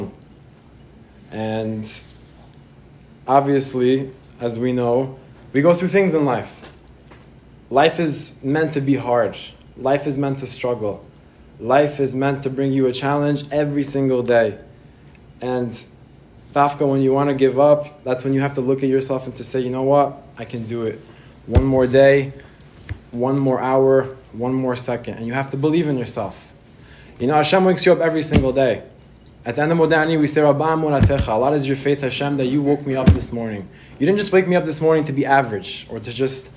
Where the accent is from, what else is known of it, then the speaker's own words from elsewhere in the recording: United States; also born or lived in Israel; I grew up in Israel, and I moved to America about the age of 7 or 8, and my family is Moroccan